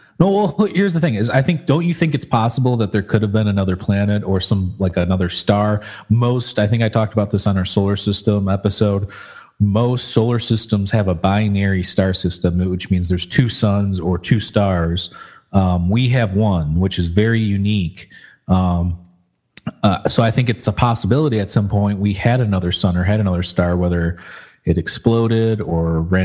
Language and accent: English; Michigan, United States; we grew up in Michigan